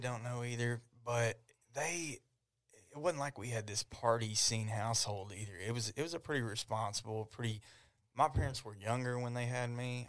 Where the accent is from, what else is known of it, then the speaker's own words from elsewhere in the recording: Ardmore, Oklahoma, United States; I grew up in Ardmore